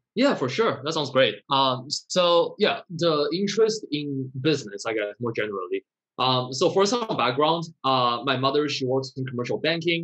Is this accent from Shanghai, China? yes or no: no; Shenzhen, Guangdong, China; now in New York, United States; I was born in Shenzhen, China